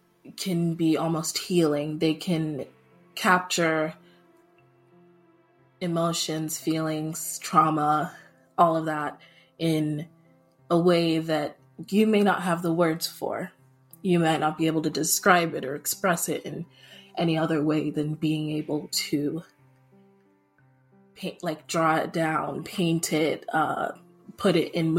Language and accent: English; Saudi Arabia; also born or lived in Nigeria; I am originally Nigerian, and that's where I credit most of my culture from, but I also grew up in a small town in Saudi Arabia.